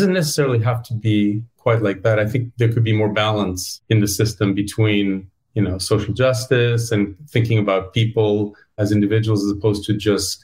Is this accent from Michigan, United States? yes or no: no; Los Angeles, California, United States; moved away as an adult; the country or the state where I was born. And you know, I'm a Californian. I'm a Los Angelino